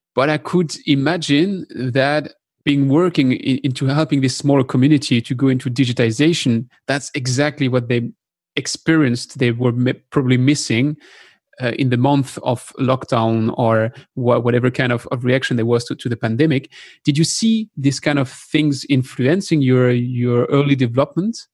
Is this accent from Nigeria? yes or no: no; France; accent: French; English is a second language; my French accent